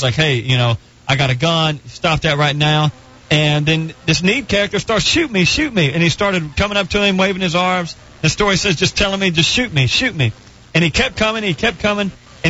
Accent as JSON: {"language": "English", "region": "Arkansas", "country": "United States", "tie": "born or raised there", "said": "This was in Arkansas, in my hometown."}